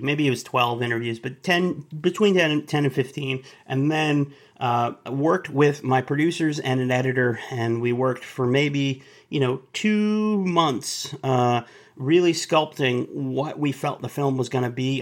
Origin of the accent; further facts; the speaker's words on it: Dallas, Texas, United States; I'm from Dallas